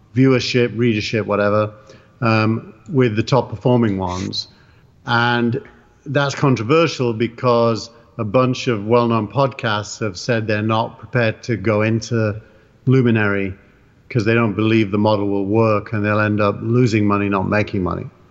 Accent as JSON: {"language": "English", "region": "England", "country": "United Kingdom", "accent": "English", "said": "It's my English accent."}